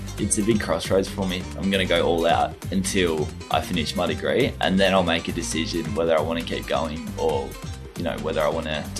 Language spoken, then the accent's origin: English; Tasmania, Australia; It was brilliant, actually. I really enjoyed my childhood. Very active kid. Really into football, or soccer, as we call it in Australia.